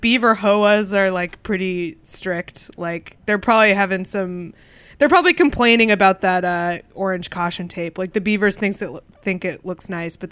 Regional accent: New England, United States; I grew up in New England

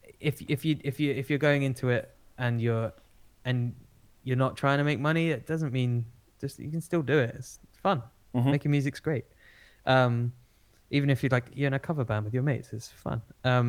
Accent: Essex, East of England, United Kingdom; accent: Essex; my own Essex accent

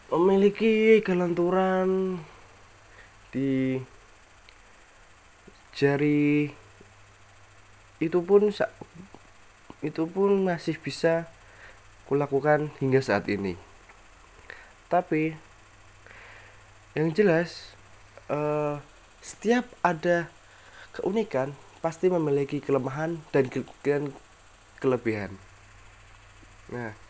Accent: Semarang, Central Java, Indonesia; aku ini asli Semarang ya Jawa Tengah ibu gue berasal dari Semarang dan bapak gue berasal dari Pemalang Jawa Tengah juga lah

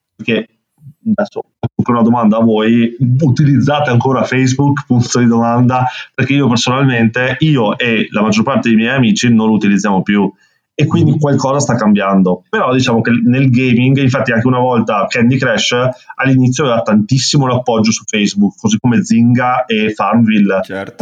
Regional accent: Veneto, Italy; accent: Venetian; qua in Veneto, come si sente anche dal mio accento

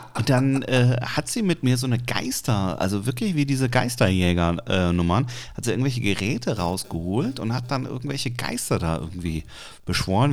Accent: Cologne, North Rhine-Westphalia, Germany; wir kommen übrigens aus Cologne.

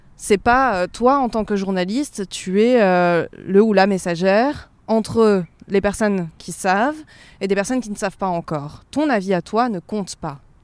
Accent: Provence-Alpes-Côte d'Azur, France; also born or lived in Schaerbeek, Brussels, Belgium; now in Brussels, Belgium; J'ai grandi, j'ai grandi en Provence

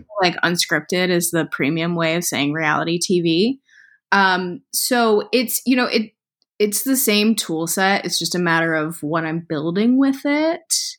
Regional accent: Ohio, United States; I'm from Ohio. It's like I grew up in the suburbs

